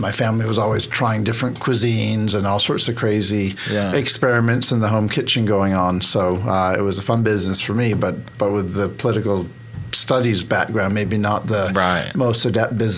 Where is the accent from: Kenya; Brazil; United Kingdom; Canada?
Canada; Vancouver, British Columbia; moved away as an adult; also born or lived in Boston, United States / Connecticut, United States / Hong Kong / Portland, United States; now in Oklahoma, United States; I grew up in Canada. I grew up mainly in Western Canada, a little bit in the city, a little bit rural, small town